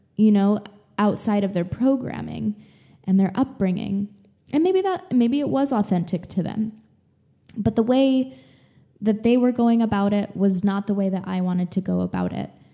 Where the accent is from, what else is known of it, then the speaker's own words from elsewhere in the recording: Texas, United States; now in California, United States; growing up in Texas